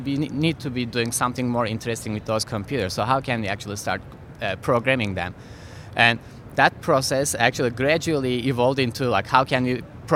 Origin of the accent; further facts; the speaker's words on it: Istanbul, Turkey; moved away; I'm originally from Turkey. My hometown is Istanbul.